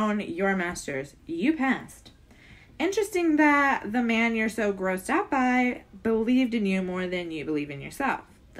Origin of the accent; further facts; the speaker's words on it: Canada; I have to be honest, though. I'm Canadian. I have to be honest, right?